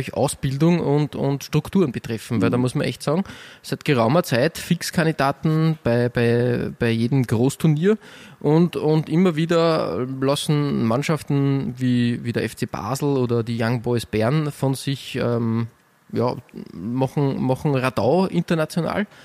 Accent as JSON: {"language": "German", "country": "Austria", "said": "als Österreicher"}